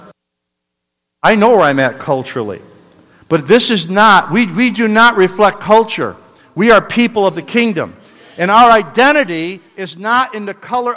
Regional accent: New York, United States; I'm from New York

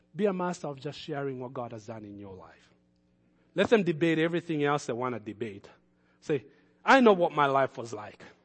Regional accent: Kenya; moved away as an adult; I had already started in Kenya as a young person.

